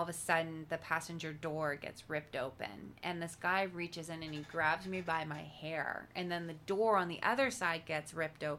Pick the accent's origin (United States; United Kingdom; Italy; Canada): Canada; Langley, British Columbia; my hometown Langley